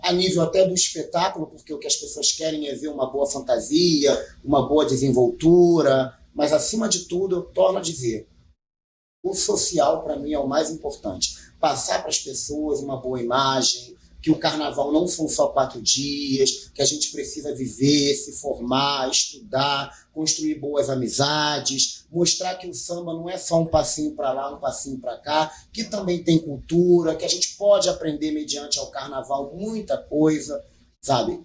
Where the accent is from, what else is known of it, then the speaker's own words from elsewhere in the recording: Rio de Janeiro, Brazil; eu sou cria do Complexo do Lins